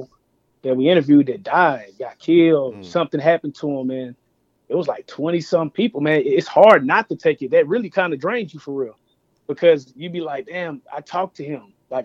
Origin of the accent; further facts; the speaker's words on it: Dallas, Texas, United States; we're from Dallas, North Dallas. I'm from the Metroplex